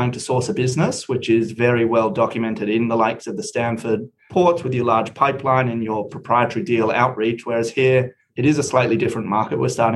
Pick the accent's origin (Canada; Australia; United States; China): Australia; moved away as an adult; also born or lived in United Kingdom; I am Australian, but did my undergraduate studies in the UK with the view of getting a couple of years international experience and then coming home.